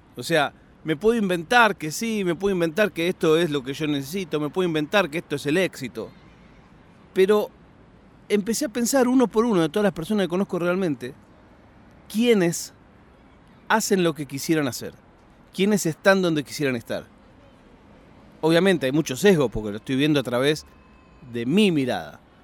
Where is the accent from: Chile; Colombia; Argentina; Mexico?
Argentina; now in Spain; no tengo duda ninguna de sentirme argentino. Viva donde viva